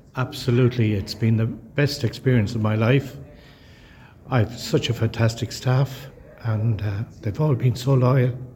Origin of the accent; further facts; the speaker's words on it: Kilkenny, Leinster, Ireland; moved away; I was born and reared in Kilkenny.